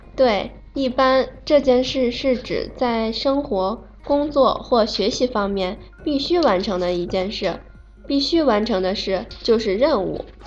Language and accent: Chinese; Japan; 来自日本。我是一名混血儿，我的妈妈是中国人，我爸爸是日本人，从小就接触汉语